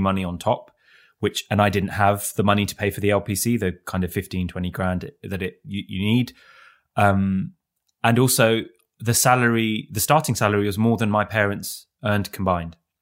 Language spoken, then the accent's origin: English; London, United Kingdom; Even though I, I grew up in London, one of the richest cities on the planet